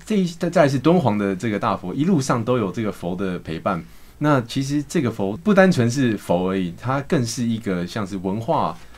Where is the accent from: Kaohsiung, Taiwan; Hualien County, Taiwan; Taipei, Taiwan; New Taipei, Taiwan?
Hualien County, Taiwan; moved away as an adult; now in Shanghai, China; 我是，呃，来自花莲